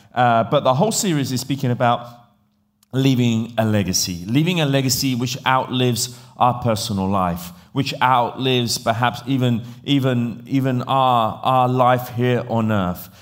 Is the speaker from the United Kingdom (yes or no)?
yes; England, United Kingdom; accent: English; moved away; also born or lived in Italy; I grew up in England